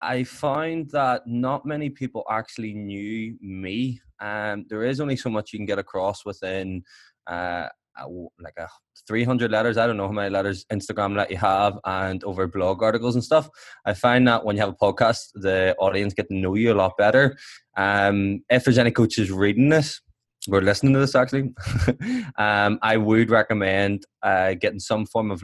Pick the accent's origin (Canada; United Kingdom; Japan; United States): United Kingdom; Belfast, Northern Ireland; I'm from Belfast